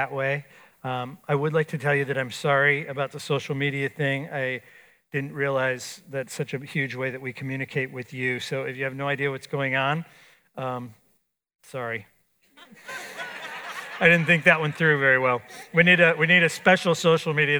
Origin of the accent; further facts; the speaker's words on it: Florida, United States; I grew up in Florida.